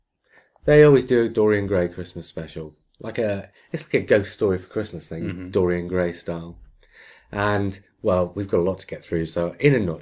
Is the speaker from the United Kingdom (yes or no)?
no; Australia; accent: Australian; my Australian accent